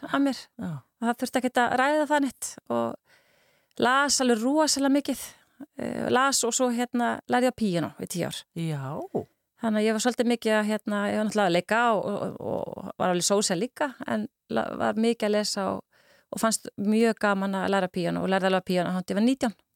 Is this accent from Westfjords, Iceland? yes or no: no; Kópavogur, Capital Region, Iceland; eftir tí, ég man eftir mér e, í Kóbóinu, mér flutti þanga því ég var bara tveggjara